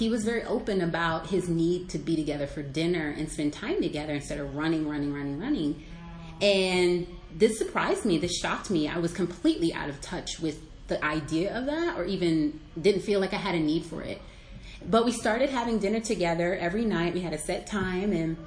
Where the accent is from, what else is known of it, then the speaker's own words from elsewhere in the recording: Arlington, Virginia, United States; I was raised in Arlington, Virginia, so I'm a Northern Virginian